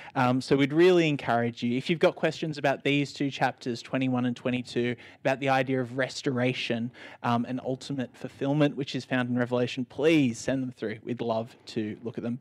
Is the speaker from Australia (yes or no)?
yes; Sydney, New South Wales, Australia; growing up in Sydney, Australia, in 2021